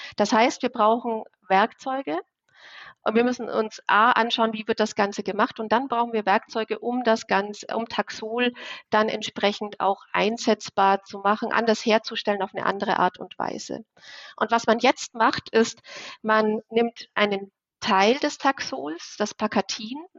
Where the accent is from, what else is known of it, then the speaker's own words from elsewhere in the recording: Bavaria, Germany; Also ich komme aus Bayern, aus so einem kleinen 500 Zehlendorf dort